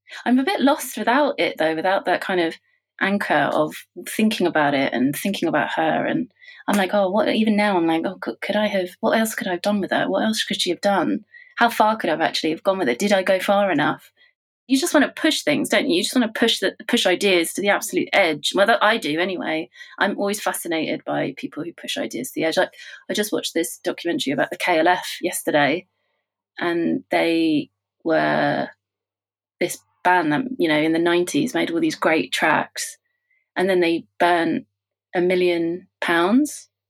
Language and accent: English; United Kingdom; I think when you're growing up in Britain, you know, it's much less now, but when I was growing up here, you're told of, you know, what's the ideal, what is beautiful.